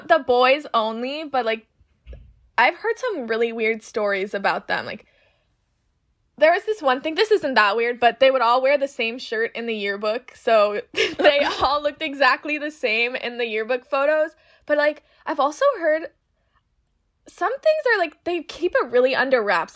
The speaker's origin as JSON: {"language": "English", "town": "Winter Park", "region": "Florida", "country": "United States", "tie": "born or raised there", "also_born_or_lived": "Orlando", "said": "I'm from Orlando, but I actually grew up in Winter Park."}